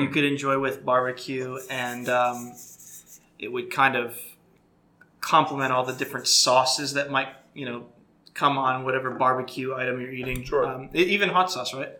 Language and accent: English; Florida, United States; I grew up in Florida